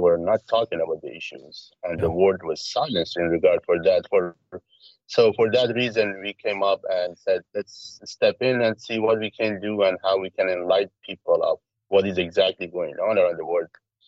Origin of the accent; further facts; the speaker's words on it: Iraq; born there; because I was born in Iraq. I'm from Iraqi father, Iranian mother. Lived all around the world due to many issues.